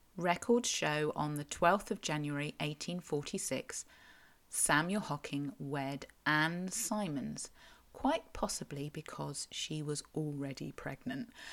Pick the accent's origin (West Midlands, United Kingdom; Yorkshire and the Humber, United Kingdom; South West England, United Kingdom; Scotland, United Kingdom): South West England, United Kingdom; Cornwall; I'm a Cornish writer and blogger